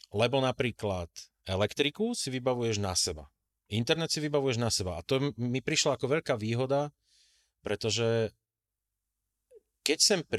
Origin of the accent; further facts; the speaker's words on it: Slovakia; moved away as an adult; now in Germany; popravde ja ako Slovák